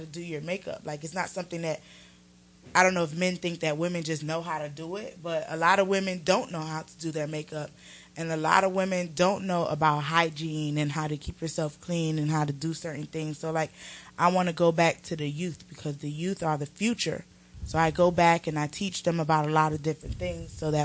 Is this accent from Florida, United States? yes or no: yes; Homestead, Florida, United States; now in Atlanta, United States; I'm from Homestead, Florida, which is like a little ways of Miami